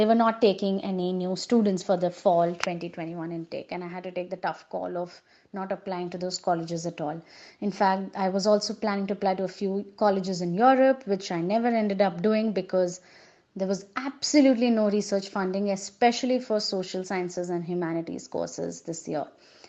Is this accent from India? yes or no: yes; India; I'm from India